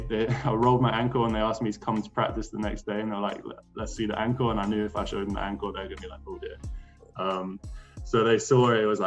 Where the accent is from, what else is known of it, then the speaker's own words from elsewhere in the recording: Austria; born there; So then I signed with an agent, and I was born in Austria. So I have dual citizenship, Austria and UK.